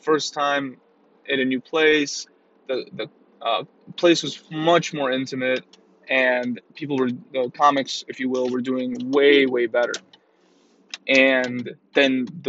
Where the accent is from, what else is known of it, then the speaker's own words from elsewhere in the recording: Iran; And I'm from Iran, right?